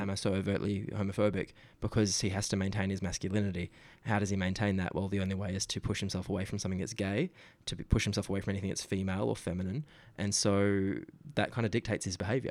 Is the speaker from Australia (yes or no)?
yes; Geraldton, Western Australia, Australia; Geralton's my hometown.